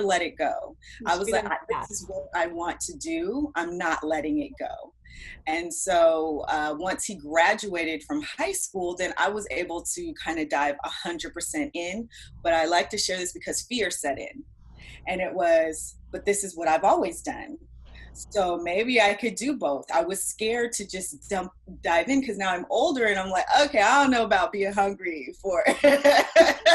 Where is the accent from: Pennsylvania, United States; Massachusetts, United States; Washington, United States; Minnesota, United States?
Washington, United States; moved away as an adult; now in Los Angeles, United States; I'm actually from Washington State